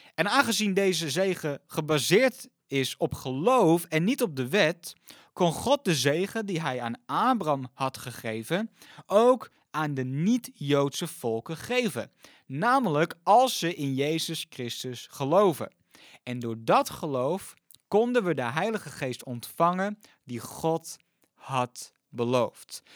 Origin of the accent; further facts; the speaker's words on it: Netherlands; ons als Nederlanders